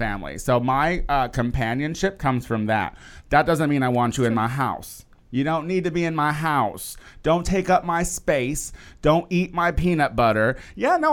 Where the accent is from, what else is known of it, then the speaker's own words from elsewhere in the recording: Midwest, United States; as a Midwesterner